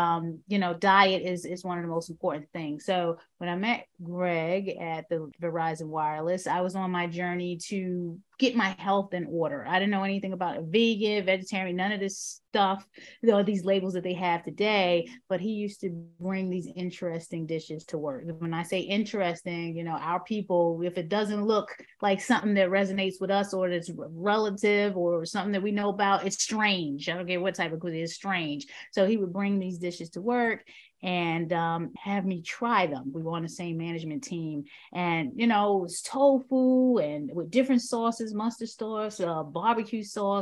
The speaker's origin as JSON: {"language": "English", "town": "New York City", "region": "New York", "country": "United States", "moved": "as an adult", "lives_now": "Baltimore, United States", "said": "I hail from the South Bronx, the South Bronx, 23 years"}